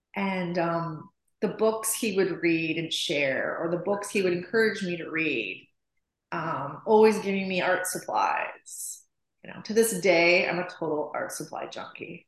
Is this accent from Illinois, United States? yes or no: yes; Chicago, Illinois, United States; moved away as an adult; also born or lived in Nashville, Tennessee / Los Angeles; I grew up in Chicago, and um, my dad's an art was art teacher